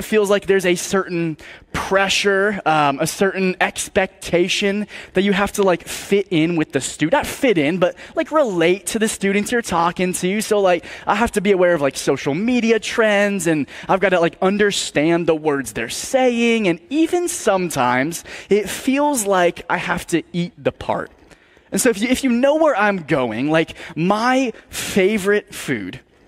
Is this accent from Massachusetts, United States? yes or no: yes; Massachusetts, United States; I was born in Massachusetts